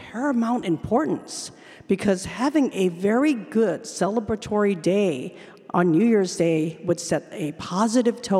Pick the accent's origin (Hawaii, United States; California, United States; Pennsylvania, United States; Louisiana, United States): Hawaii, United States; my loving parents and a large extended family in Hawaii who all kept me connected to Chinese culture through the Lunar New Year traditions